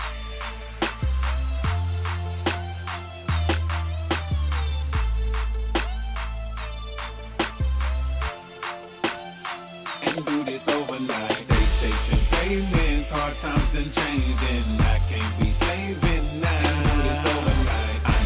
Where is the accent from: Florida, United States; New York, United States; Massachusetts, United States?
Massachusetts, United States; Needham; when I grew up in Needham, it was a fucking stupid Jew town